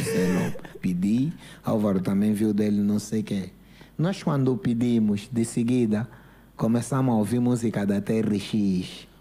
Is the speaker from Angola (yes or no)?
yes; Luanda, Luanda Province, Angola; also born or lived in Benfica, Luanda; eu cresci na Manga, nasci na Manga, depois fui viver no Benfica